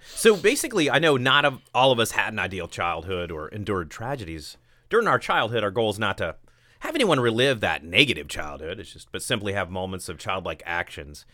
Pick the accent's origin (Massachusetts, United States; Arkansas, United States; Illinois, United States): Illinois, United States; Hoopeston; my favorite part of my childhood was just my hometown of Hoopston, Illinois